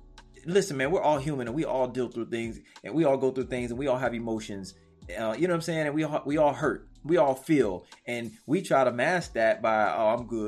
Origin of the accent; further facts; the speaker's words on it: Brooklyn, New York, United States; You know, I'm from Brooklyn, so.